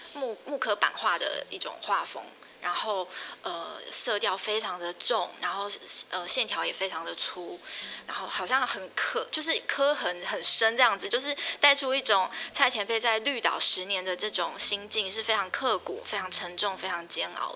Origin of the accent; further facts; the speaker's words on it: Taichung, Taiwan; 我是台中人，但是是住台中市区